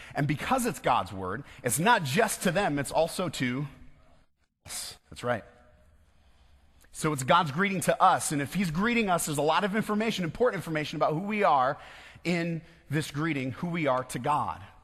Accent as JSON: {"language": "English", "region": "West Michigan", "country": "United States", "said": "I'm from West Michigan."}